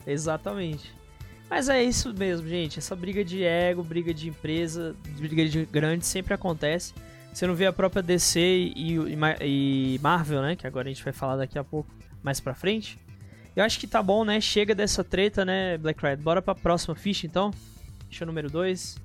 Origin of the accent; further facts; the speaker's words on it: Brasília, Federal District, Brazil; eu sou de Brasólia, mas você quer saber a cidade específica, né? No caso, se for a cidade especificamente, sou de Santa Maria